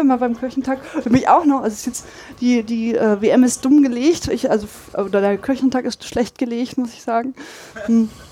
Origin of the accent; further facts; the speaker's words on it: Braunschweig, Lower Saxony, Germany; now in Dortmund, Germany; Ich komme aus Braunschweig